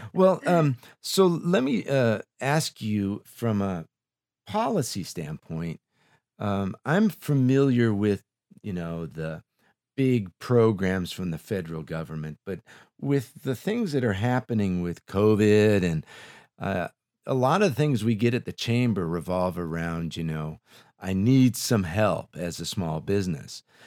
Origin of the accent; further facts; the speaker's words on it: Los Angeles, California, United States; I grew up in Silmar